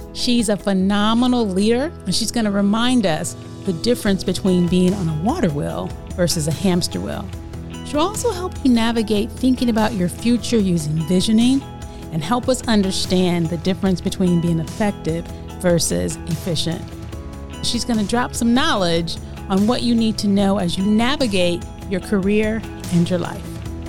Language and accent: English; Detroit, Michigan, United States; now in Memphis, United States; And even though I was born here, as you know, I was raised in Detroit and I came back every summer